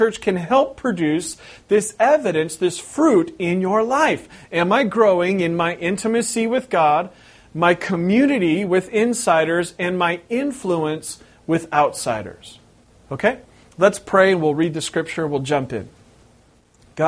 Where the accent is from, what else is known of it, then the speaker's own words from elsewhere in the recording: West Coast, United States; moved away as an adult; We've been here over 3 years, but I'm originally from the West Coast